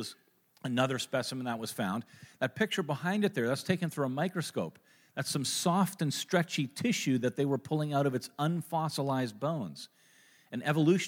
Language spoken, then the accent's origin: English; Kitchener, Ontario, Canada; I was born in Kitchener, Ontario